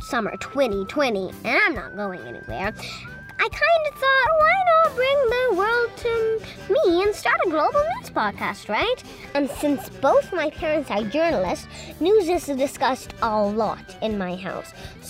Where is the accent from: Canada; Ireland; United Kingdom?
United Kingdom; born there; I'm half Indian, half American, and I was born in Britain, so I travel with a lot of passports